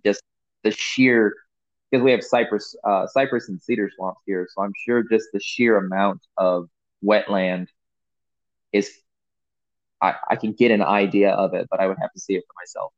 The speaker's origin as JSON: {"language": "English", "region": "Missouri", "country": "United States", "tie": "born or raised there", "also_born_or_lived": "California / Florida", "said": "we moved away from California to Missouri when I was about eight years old"}